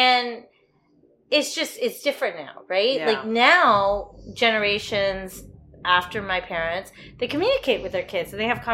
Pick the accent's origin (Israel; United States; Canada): United States; growing up in the United States